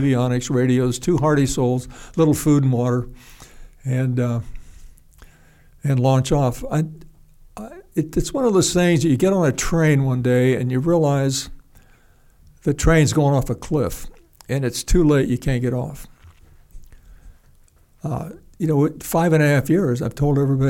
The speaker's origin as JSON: {"language": "English", "country": "United States", "said": "I'm an American."}